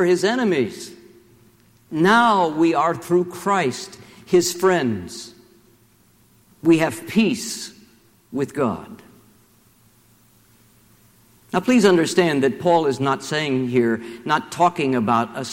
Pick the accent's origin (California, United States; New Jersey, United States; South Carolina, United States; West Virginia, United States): West Virginia, United States; Charleston; my hometown of Charleston, West Virginia